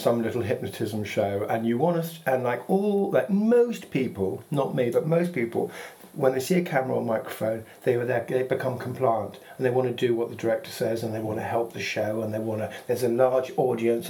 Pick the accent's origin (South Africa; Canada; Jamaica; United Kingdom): United Kingdom; Gloucestershire, South West England; I was brought up in Gloucestershire